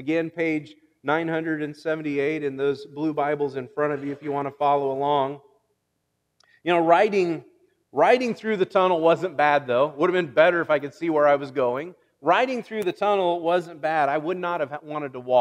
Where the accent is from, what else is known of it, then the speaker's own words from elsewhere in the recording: Illinois, United States; I'm from Illinois